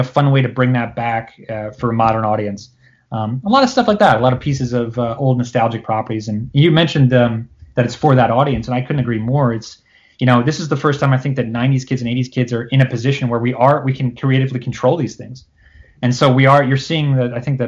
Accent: Cherry Hill, New Jersey, United States; I grew up in Cherry Hill, which is a town in South Jersey

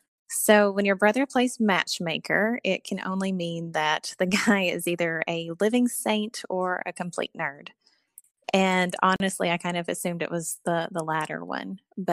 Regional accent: Eastern Kentucky, United States; and, I grew up in Eastern Kentucky's in the foothills of Appalachia.

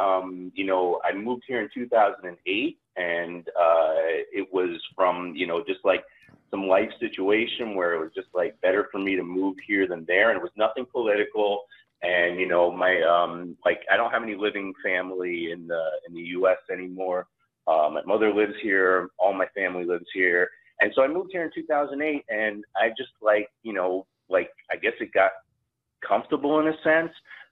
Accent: New York City, New York, United States; moved away as an adult; also born or lived in Austin, Texas; I grew up in New York City, and I left New York City for Austin, Texas in 2004

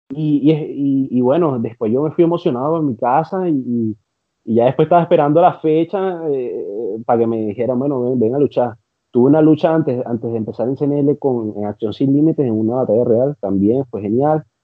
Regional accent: Venezuela; now in Chile; ver, ver, ver, mi bandera, ver, ver gente que a pesar que no eran, eh, no los conocía, pero estaban ahí siendo

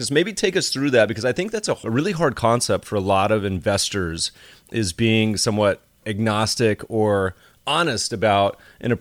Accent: Colorado and North Carolina, United States; moved away; I grew up mostly in Colorado and North Carolina

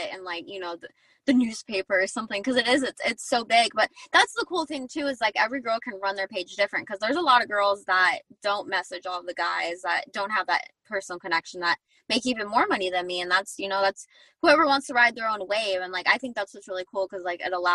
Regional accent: Arizona, United States; now in Southern California, United States; I'm from Arizona. That's where I'm at right now. And then I live in SoCal

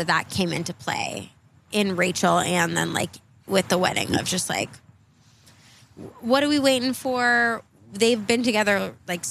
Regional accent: California, United States; I'm from California

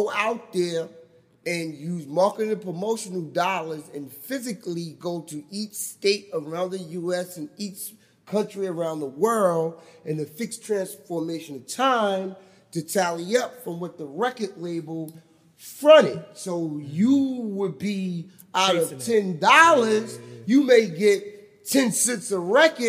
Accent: Charleston, South Carolina, United States; I'm from Charleston, South Carolina.

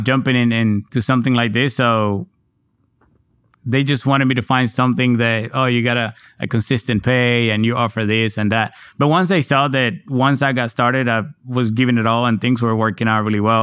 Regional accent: Puerto Rico; now in San Antonio, United States; growing up in Puerto Rico at the time

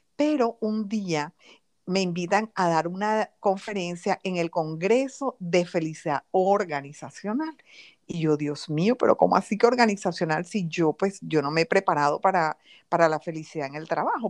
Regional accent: Barranquilla, Atlántico, Colombia; also born or lived in London, United Kingdom; soy colombiana del alma, siempre he vivido en Colombia

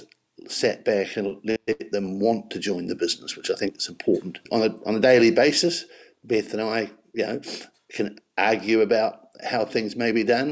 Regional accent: Marlborough, New Zealand; I came from Marlborough

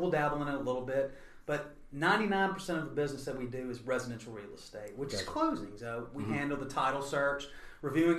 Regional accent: Clayton County, Georgia, United States; I'm from Georgia, one of the few natives that stayed in the area. I grew up in Clayton County

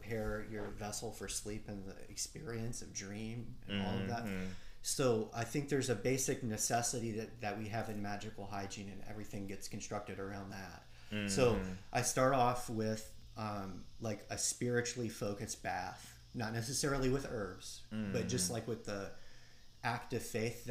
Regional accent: Cajun, Louisiana, United States; also born or lived in Mississippi; as a Cajun raised in that kind of tradition

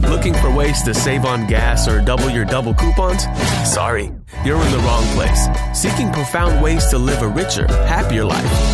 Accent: New York area, United States; now in Virginia, United States; I love growing up around the New York area.

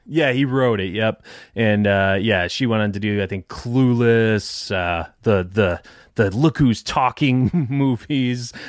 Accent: Detroit, Michigan, United States; moved away as an adult; now in Tampa, United States; I'm from Detroit originally

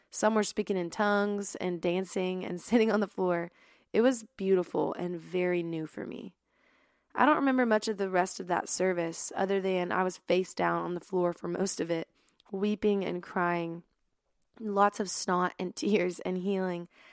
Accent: Dallas, Texas, United States; also born or lived in Littleton, Colorado; I'm originally from Dallas, Texas, but was born in Littleton, Colorado. I'm definitely a Texas girl, though

